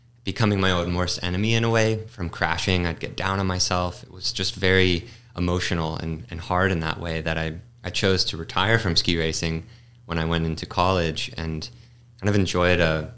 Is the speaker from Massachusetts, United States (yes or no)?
yes; Massachusetts, United States; I grew up in Massachusetts on the East Coast